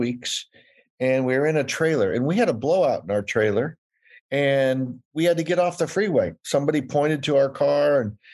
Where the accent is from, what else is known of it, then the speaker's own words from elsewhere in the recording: California, United States; I'm from California.